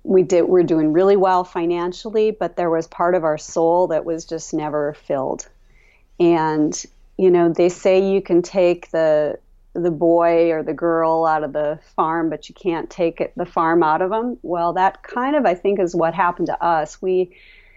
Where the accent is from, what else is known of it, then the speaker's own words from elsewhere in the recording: Hallock, Minnesota, United States; moved away as an adult; I grew up in town, so I'm the city girl, and it's home